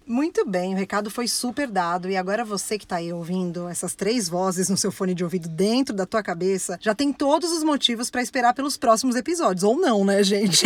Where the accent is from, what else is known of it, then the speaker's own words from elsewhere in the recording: São Paulo, Brazil; sou de São Paulo, fui criada pela minha avó separando feijão feijão a infância inteira